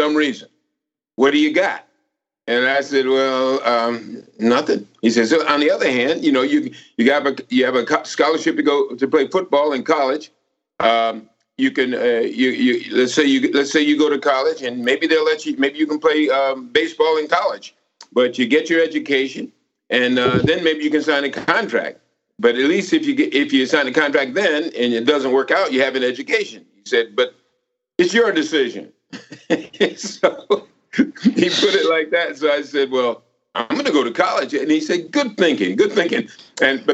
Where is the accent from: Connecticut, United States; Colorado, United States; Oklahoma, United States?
Connecticut, United States; moved away; also born or lived in Charleston, South Carolina / Camden, New Jersey / New York; I grew up in Connecticut.